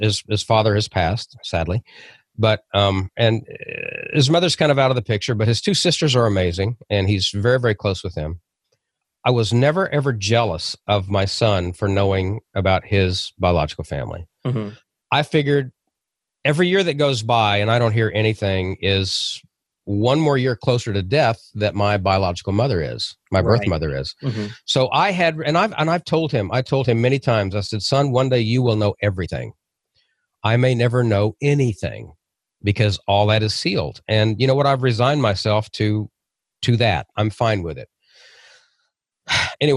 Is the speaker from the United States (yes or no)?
yes; Oklahoma City, Oklahoma, United States; I was born in 1960 in Oklahoma City